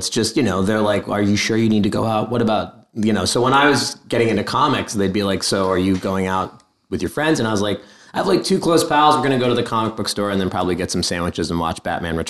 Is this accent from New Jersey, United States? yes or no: yes; Caldwell, New Jersey, United States; Northern New Jersey in the Caldwell area.